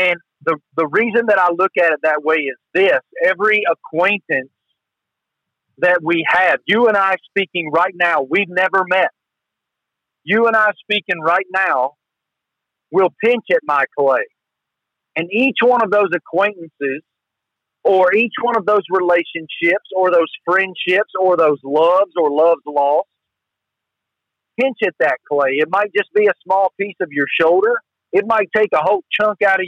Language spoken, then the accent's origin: English; the South, United States; accent: Southern